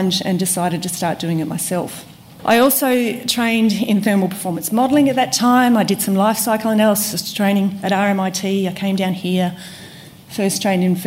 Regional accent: Tasmania, Australia; moved away as an adult; also born or lived in Perth / Vancouver / Philippines; now in Canberra, Australia; I grew up in Tasmania, was born in Perth

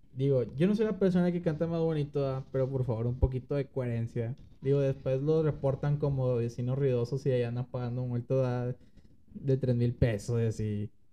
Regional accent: Monterrey, Nuevo León, Mexico; como regio o como mexicano

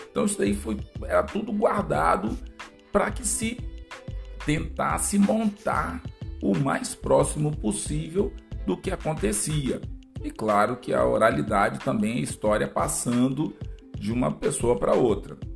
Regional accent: Espírito Santo, Brazil; falar sobre um pouquinho sobre a minha terra

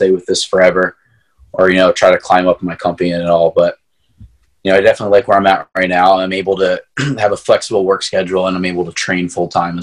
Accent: Marple, Pennsylvania, United States; when I was growing up, it was Marple Club. It was a club in my hometown

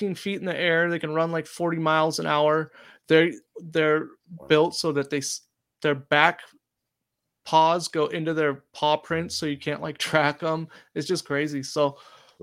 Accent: Oregon, United States; I grew up in Oregon

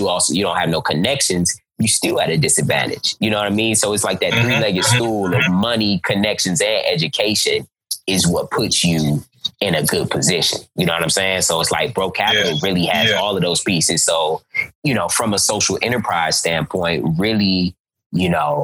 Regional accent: Cleveland, Ohio, United States; I'm from Cleveland, Ohio

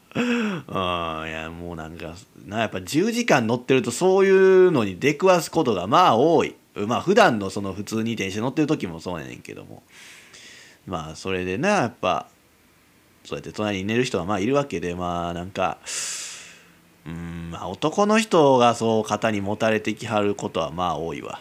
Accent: Kyoto, Japan; moved away; 地元京都やけどね私生まれ育った場所京都ですけども

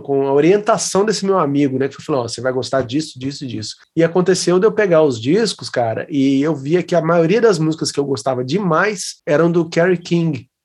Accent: Juiz de Fora, Minas Gerais, Brazil; foi numa época lá na minha cidade

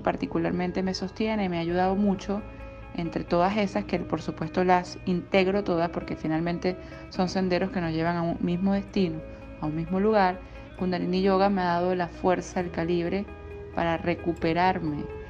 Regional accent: Venezuela

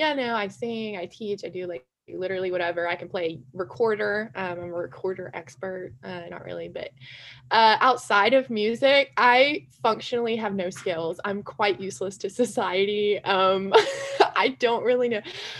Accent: Huntsville, Alabama, United States; moved away as an adult; also born or lived in Mississippi State; now in Texas, United States; I'm from Huntsville, Alabama

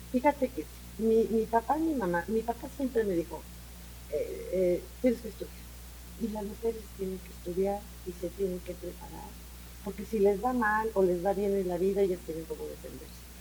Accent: Mexico City, Mexico; Nosotros crecimos en el DF, pero éramos provincianos

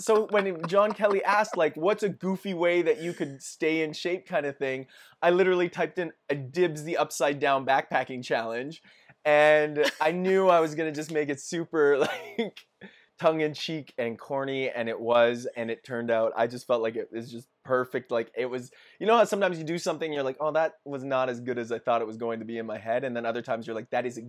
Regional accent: Edmonton, Alberta, Canada; Born and raised in Edmonton. And I love my city

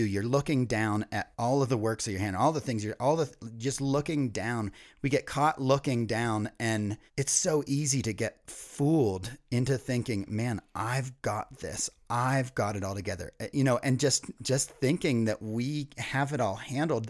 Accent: East Coast, United States; Ryan and I were both born and raised on the East Coast

